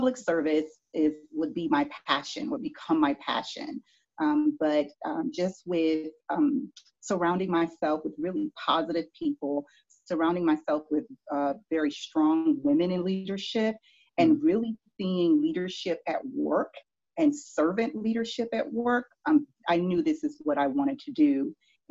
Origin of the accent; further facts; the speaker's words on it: Miami, Florida, United States; moved away as an adult; also born or lived in Broward County, Florida / Washington, D.C.; now in Rocky Mount, United States; I was born and raised in Miami, Florida